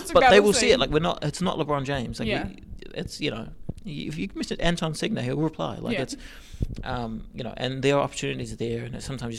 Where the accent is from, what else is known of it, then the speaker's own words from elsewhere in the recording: New Zealand; from New Zealand.